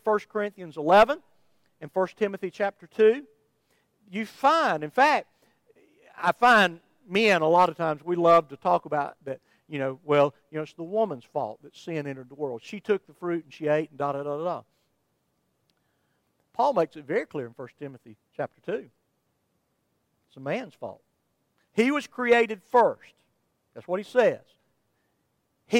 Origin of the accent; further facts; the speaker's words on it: Somerville, Georgia, United States; I'm from Somerville, Georgia